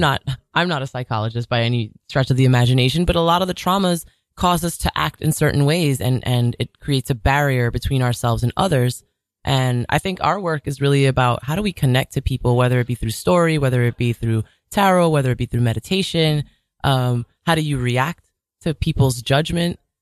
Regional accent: New York City, New York, United States; I was born and raised in Jamaica, Queens

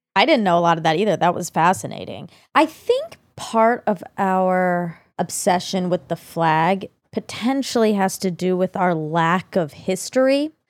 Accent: United States; I'm an American

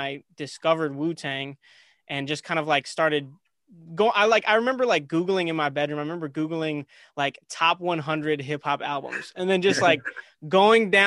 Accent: Minneapolis, Minnesota, United States; now in Chicago, United States; I was born in Chicago, but mm-hmm. I grew up in Minnesota

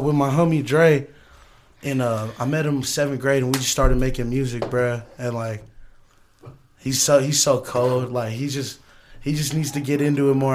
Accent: Pueblo, Colorado, United States; I'm from South Pueblo, born and raised.

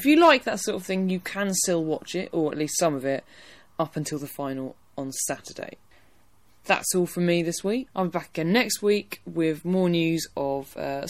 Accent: England, United Kingdom

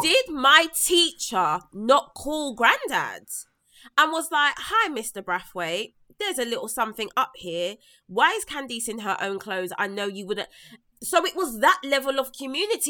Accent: London, United Kingdom; someone that was born and raised in South London

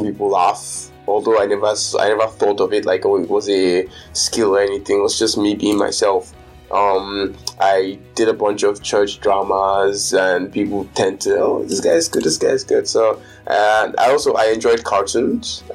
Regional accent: Lagos, Nigeria; I've spent most of my life in Lagos, so I consider myself more of a Lagos person

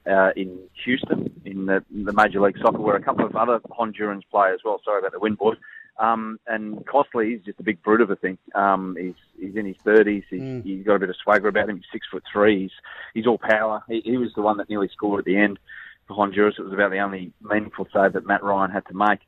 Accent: Australia; we, as Australian footballers, used to travel because we're stuck down here

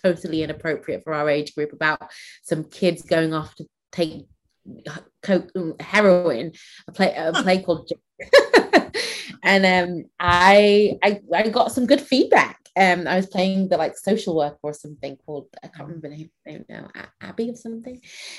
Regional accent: Manchester, North West England, United Kingdom; also born or lived in Nigeria; I grew up in Manchester

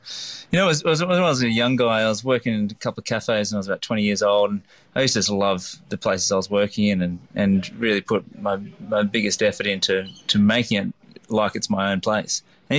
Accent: Lennox Head, New South Wales, Australia; we're going to try and replicate that, the childhood that I had growing up in Lennox Head.

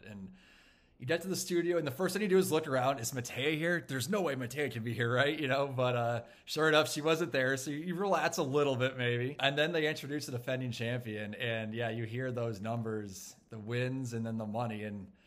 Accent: Minneapolis, Minnesota, United States; I'm a meteorologist from Minneapolis, Minnesota.

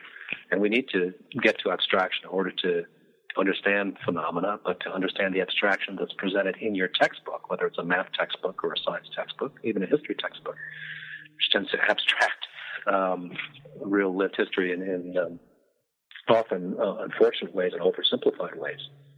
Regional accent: Midwest, United States; I'm from the Midwest, so I like the story.

